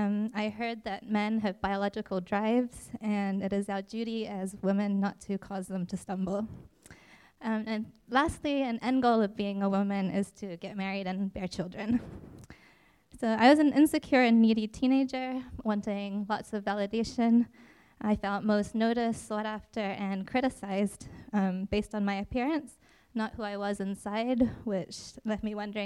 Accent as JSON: {"language": "English", "country": "Indonesia", "tie": "born or raised there", "also_born_or_lived": "New Zealand", "said": "So I was born in Indonesia but spent equal thirds of my life in Indonesia and New Zealand before spending the final third here in New Jersey."}